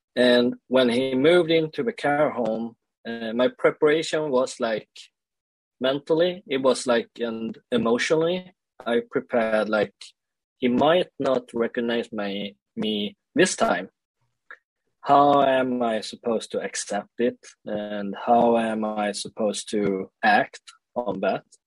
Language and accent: English; Sweden; also born or lived in South Korea; I grew up in Sweden and uh, I was uh, like adopted to Sweden when I was one year old